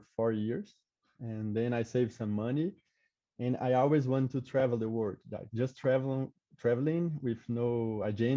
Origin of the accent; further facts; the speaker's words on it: Goiás, Brazil; English is a second language; moved away as an adult; also born or lived in São Paulo; I grew up in a small city in Goiás